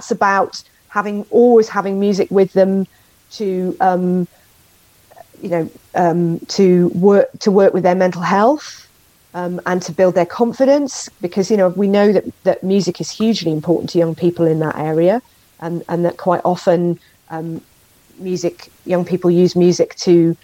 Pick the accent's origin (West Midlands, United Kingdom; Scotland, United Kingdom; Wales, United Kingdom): Wales, United Kingdom; we are a musical nation